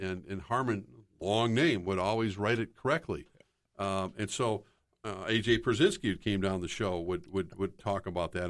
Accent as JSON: {"language": "English", "town": "Minneapolis", "region": "Minnesota", "country": "United States", "tie": "born or raised there", "said": "growing up in the Twin Cities"}